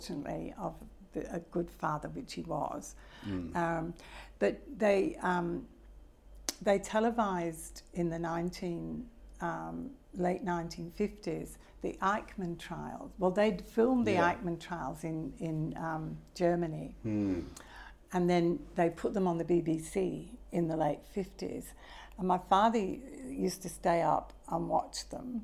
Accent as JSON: {"language": "English", "town": "Manchester", "region": "North West England", "country": "United Kingdom", "tie": "born or raised there", "said": "I was born in Manchester 3 years after the war"}